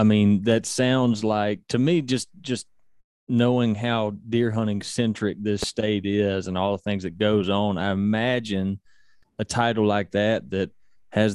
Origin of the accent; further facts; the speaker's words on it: Mississippi, United States; I was born and raised here in Mississippi